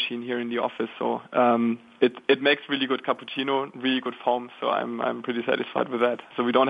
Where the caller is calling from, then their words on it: Munich, Bavaria, Germany; Thank you. Actually, I'm calling from Munich. So it's around 4 p.m. right now, 4:15 p.m.